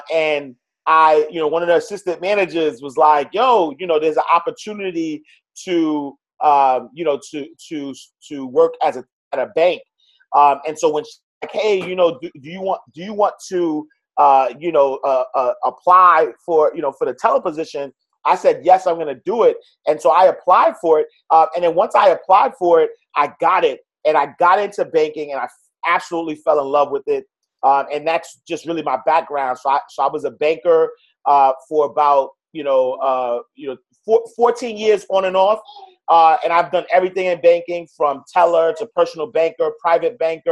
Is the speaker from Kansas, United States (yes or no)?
no; New York City, New York, United States; I'm a kid from New York City, Harlem. Grew up in the St. Nicholas houses